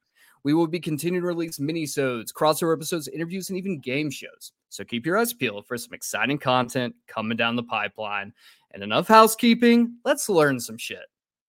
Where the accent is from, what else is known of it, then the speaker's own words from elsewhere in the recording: United States; I'm American.